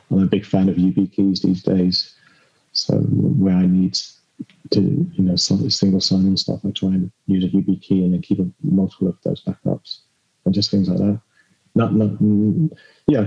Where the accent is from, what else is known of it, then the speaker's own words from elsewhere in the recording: United Kingdom; I'm British